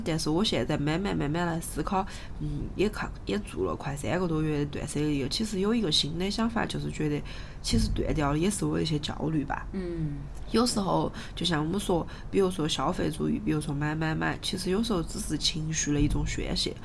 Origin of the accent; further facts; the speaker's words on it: Sichuan, China; accent: Sichuanese; 我们俩每次讲四川话